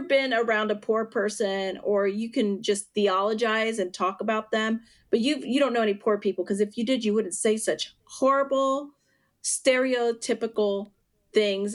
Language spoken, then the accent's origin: English; western northwestern Pennsylvania, United States; also born or lived in Puerto Rico; I grew up most of um, my life in western northwestern Pennsylvania, where my dad's from